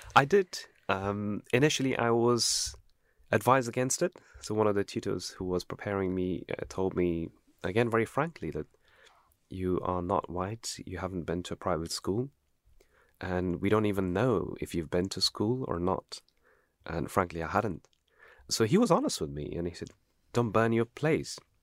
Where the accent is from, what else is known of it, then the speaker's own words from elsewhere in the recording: Afghanistan; now in United Kingdom; I came from Afghanistan